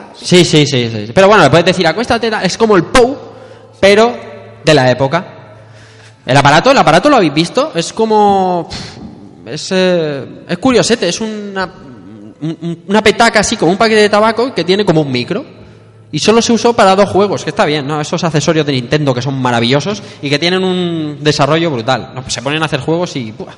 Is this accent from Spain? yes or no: yes; Elche, Valencian Community, Spain; yo soy de Elche